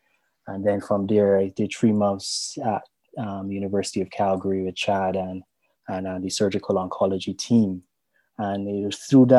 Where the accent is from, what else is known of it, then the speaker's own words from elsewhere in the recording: Barbados; also born or lived in Jamaica; I'm from Barbados.